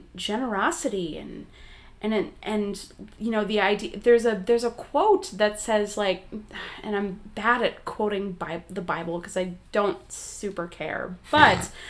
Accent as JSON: {"language": "English", "region": "Wisconsin", "country": "United States", "said": "I'm from Wisconsin"}